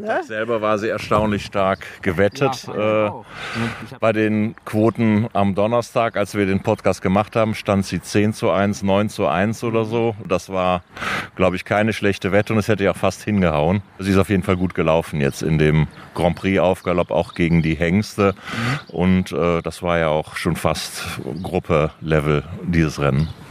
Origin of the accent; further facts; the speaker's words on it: Cologne, North Rhine-Westphalia, Germany; als Kölner